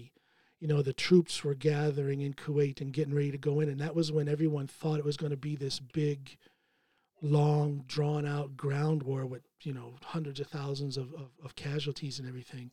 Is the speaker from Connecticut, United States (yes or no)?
no; Akron, Ohio, United States; moved away as an adult; now in Norway; I was born in Akron, Ohio